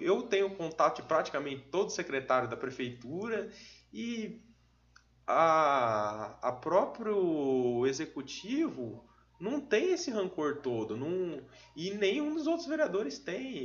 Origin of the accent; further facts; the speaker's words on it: São Jorge, Brazil; also born or lived in Ivatuba; eu nasci em Vatuba, mas até os oito eu morei em São Jorge, nunca morei em Vatuba